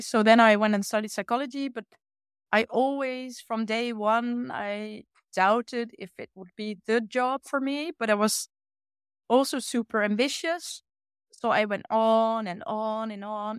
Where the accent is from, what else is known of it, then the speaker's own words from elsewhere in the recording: Achterhoek, Gelderland, Netherlands; English is a second language; now in Utrecht, Netherlands; I grew up in that side of the Netherlands in a small village